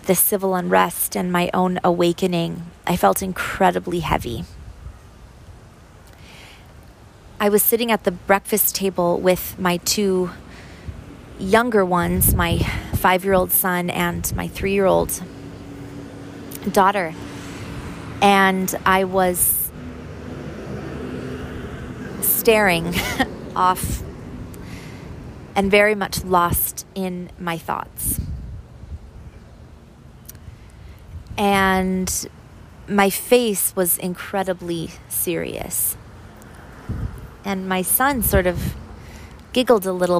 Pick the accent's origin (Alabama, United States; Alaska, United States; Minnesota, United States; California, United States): Minnesota, United States; Minneapolis; moved away; also born or lived in St. Paul / Iowa; I was born in Minneapolis